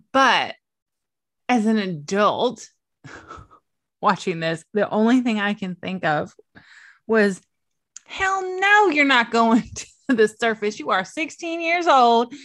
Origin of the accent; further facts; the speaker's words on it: East Coast of Virginia, United States; I was born and raised on the East Coast of Virginia.